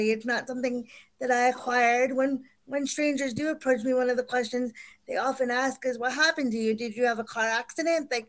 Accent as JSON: {"language": "English", "country": "India", "tie": "born there", "said": "I'm dark skinned and I was adopted from India."}